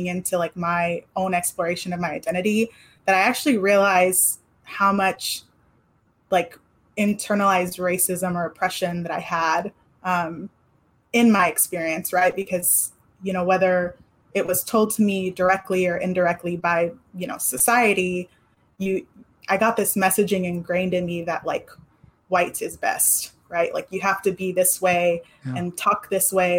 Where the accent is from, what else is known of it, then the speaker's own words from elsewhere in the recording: California, United States; moved away; after leaving California